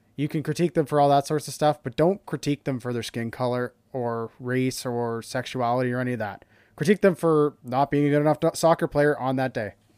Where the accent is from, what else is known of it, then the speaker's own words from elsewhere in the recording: Canada; being Canadian